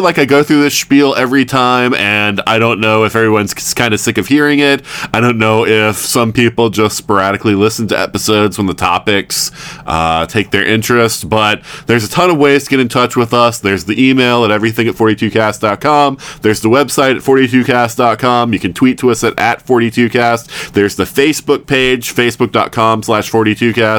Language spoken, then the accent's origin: English; the South, United States; moved away; I'm from the South